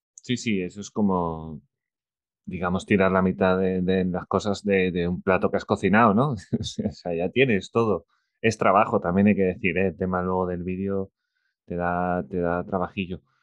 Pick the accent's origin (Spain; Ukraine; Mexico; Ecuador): Spain; soy de España